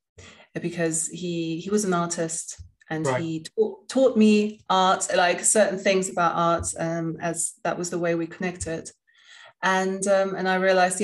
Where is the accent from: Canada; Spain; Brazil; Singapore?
Spain; moved away; also born or lived in England; I grew up in Spain and I lived in England